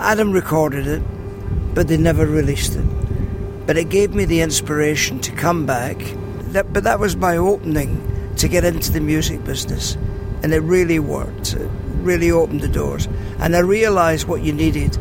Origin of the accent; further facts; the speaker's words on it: Glasgow, Scotland, United Kingdom; moved away as an adult; also born or lived in South Africa; I was born in Govan Shipyards and went to the shipyards with Billy Connolly and Alex Ferguson